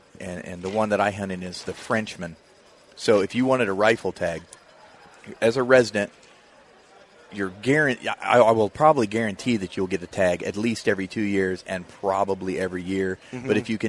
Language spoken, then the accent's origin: English; Illinois, United States; born or raised there